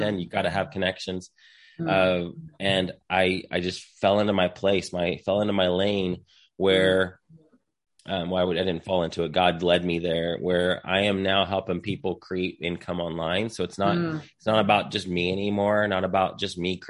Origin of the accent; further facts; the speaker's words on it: Indiana, United States; moved away as an adult; now in Texas, United States; So I'm from Indiana originally. I live here in Texas now. I moved to Texas in 2008.